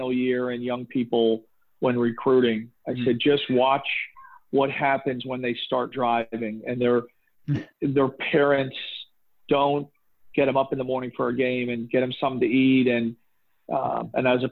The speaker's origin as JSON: {"language": "English", "town": "Boca Raton", "region": "Florida", "country": "United States", "tie": "born or raised there", "said": "I grew up in Boca, but most of my family is from New York"}